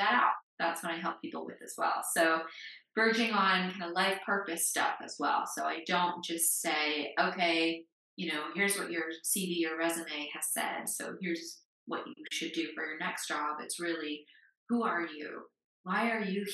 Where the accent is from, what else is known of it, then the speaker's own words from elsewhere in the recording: United States; moved away; I grew up in the United States